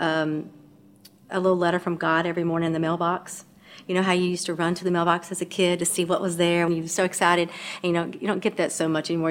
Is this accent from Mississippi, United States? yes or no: yes; Mississippi, United States; now in Louisiana, United States; I was born in Mississippi